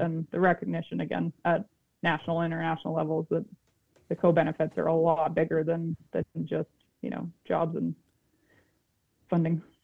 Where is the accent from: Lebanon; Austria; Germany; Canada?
Canada; Peterborough, Ontario; moved away as an adult; now in Fredericton, Canada; I grew up in Southern Ontario